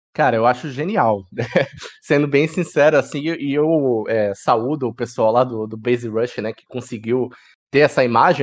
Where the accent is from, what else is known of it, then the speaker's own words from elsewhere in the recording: Santos, São Paulo, Brazil; Como um bom paulista, né, de Caiçara aqui de, de Santos